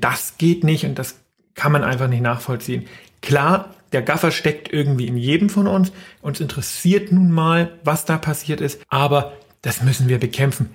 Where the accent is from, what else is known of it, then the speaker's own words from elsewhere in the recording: Erlangen, Bavaria, Germany; Ich komme ja aus Erlangen in Franken